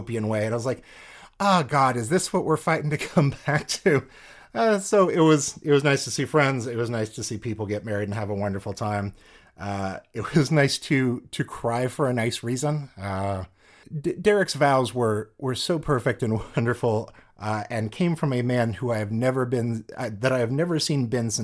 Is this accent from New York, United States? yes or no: no; Kansas, United States; we're from Kansas